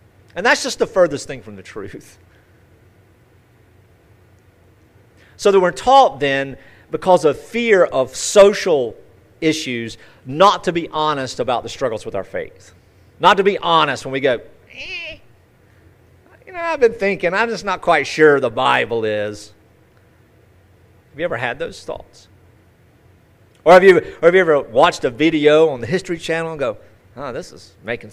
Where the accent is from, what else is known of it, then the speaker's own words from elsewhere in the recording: United States; as American Christians